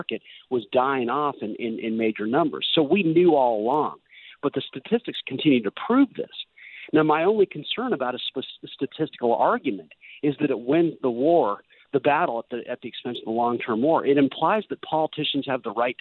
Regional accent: United States; so embarrassing to me as an American

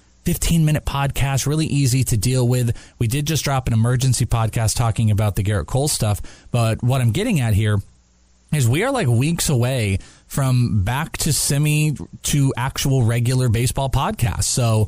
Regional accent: Wales, United Kingdom; I am Welsh.

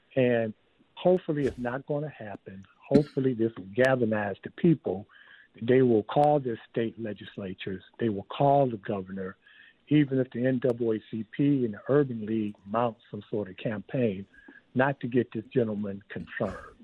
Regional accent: Detroit, Michigan, United States; moved away as an adult; now in Fleming Island, United States; I'm from Detroit, and you know how we operate in Detroit

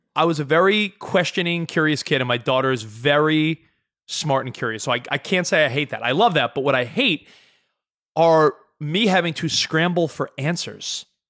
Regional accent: New York, United States; moved away as an adult; now in Los Angeles, United States; I lived in New York thirty-five years of my life. I've been out in Los Angeles seven years. I know I'm forty-two.

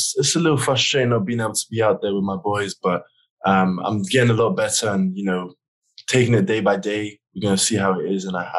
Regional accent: England, United Kingdom; But in England, they over exaggerate, and no one can ride, no one can drive, no one can go to work, and it's just a snow day, which was fun as a little kid.

